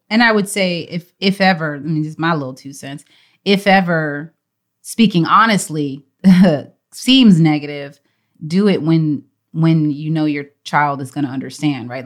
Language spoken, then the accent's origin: English; Texas, United States; then she moved to Texas when she met my dad at Howard University, and they got married, and that is where I'm from